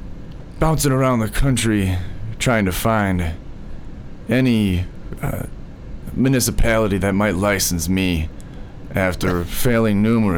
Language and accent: English; Lampkin, Connecticut, United States; born there; Born in Lampkin, Connecticut